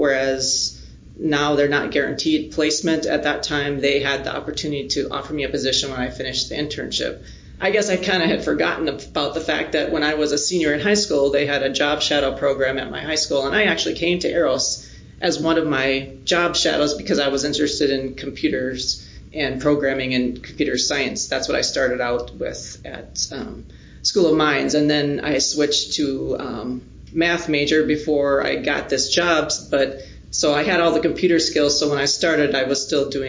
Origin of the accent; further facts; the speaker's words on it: Menno, South Dakota, United States; I am originally from South Dakota, a small town called Menno, just southeast of here